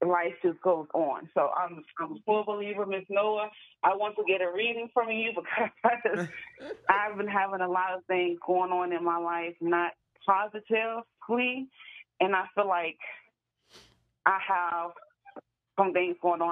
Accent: Caroline County, Virginia, United States; now in Richmond, United States; when I was working in my hometown in a restaurant out there

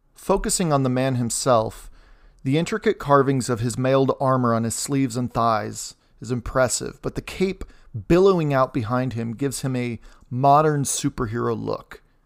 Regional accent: United States; also born or lived in Indiana; As an American

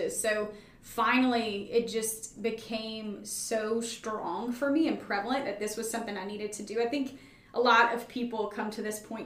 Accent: Baton Rouge, Louisiana, United States; moved away as an adult; also born or lived in Chicago; I grew up in Baton Rouge.

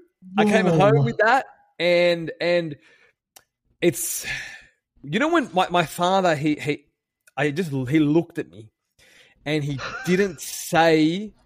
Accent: Sydney, New South Wales, Australia; I'm from Sydney, Australia.

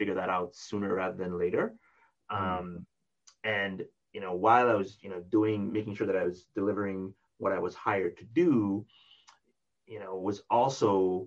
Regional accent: Jamaica; moved away; I was from Jamaica

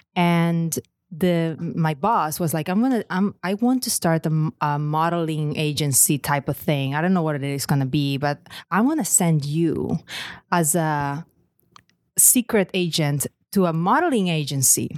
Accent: Lleida, Catalonia, Spain; first language Catalan; English is a second language; moved away as an adult; I grew up in Catalonia, in Lleida, which is just a region, uh, in the middle of Catalonia. And it's Catalan, first language.

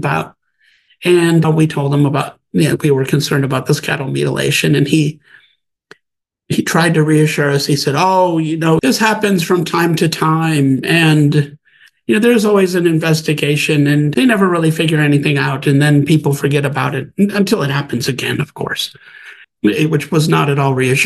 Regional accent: Wisconsin, United States; moved away as an adult; also born or lived in Bozeman, Montana; I grew up in Wisconsin

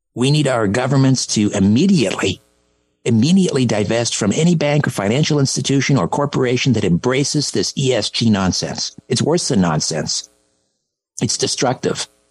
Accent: Canada; as a Canadian

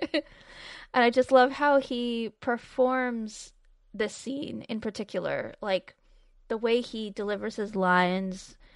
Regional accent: United States; we really pronounce our R's here

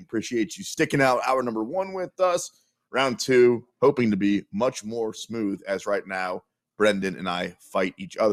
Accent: Kansas City, Missouri, United States; I'm from Kansas City.

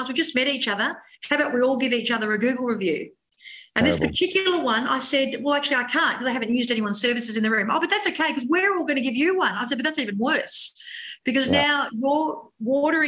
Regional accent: Frankston, Victoria, Australia; We're from Frankston.

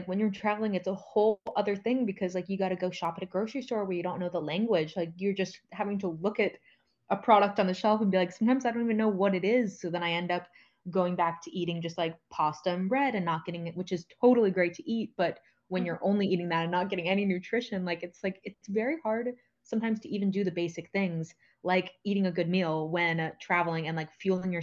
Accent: United States; moved away; I'm from the United States

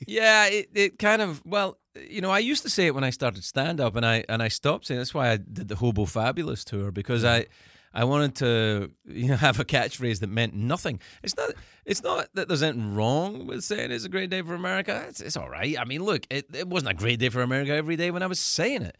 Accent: Scotland, United Kingdom; moved away as an adult; also born or lived in United States; I'm I'm an American living abroad in the country that I'm from

